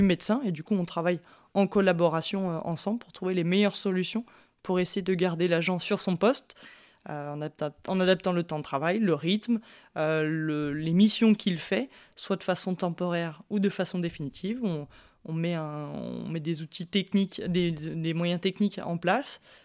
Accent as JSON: {"language": "French", "town": "Chambéry", "region": "Auvergne-Rhône-Alpes", "country": "France", "tie": "born or raised there", "said": "je suis native de Chambéry."}